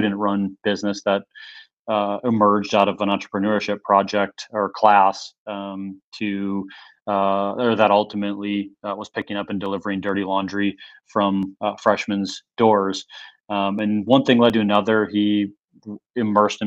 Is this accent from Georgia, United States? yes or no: no; Minnesota, United States; we were born and raised in Minnesota, small town.